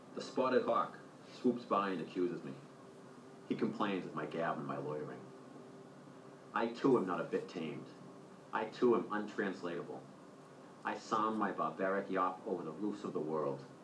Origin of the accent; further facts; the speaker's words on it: Braintree, Massachusetts, United States; I'm from Braintree, Massachusetts